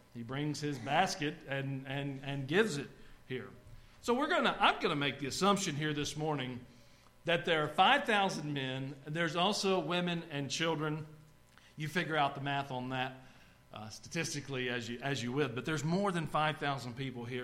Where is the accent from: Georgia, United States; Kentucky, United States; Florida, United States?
Georgia, United States; North Georgia mountains, United States; now in Tennessee, United States; I grew up in the North Georgia mountains.